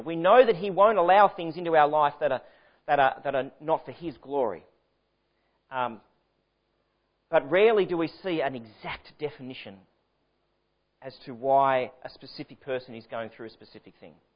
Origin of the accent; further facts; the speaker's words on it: Sydney, New South Wales, Australia; moved away as an adult; now in Victoria, Australia; I was born in Sydney, raised in Sydney